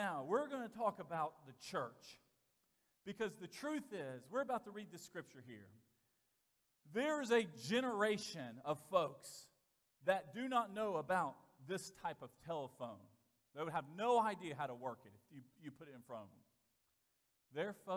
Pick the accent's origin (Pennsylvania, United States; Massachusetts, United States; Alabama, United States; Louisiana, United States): Alabama, United States; Vestavia Hills; also born or lived in Bessemer, Alabama; When I was a first grader, entering the first grade, we moved from Bessemer, Alabama, to a place called Vestavia Hills, Alabama